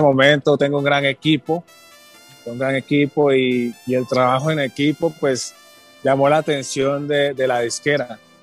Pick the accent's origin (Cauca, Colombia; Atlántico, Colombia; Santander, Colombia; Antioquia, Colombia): Cauca, Colombia; Timbiquí; also born or lived in Cali; Yo nací en Cali, me crié en Timbiquí